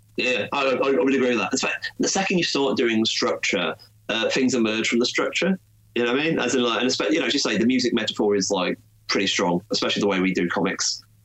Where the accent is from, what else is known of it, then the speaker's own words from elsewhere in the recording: United Kingdom; in Britain there wasn't really easily accessible DC comics where I was growing up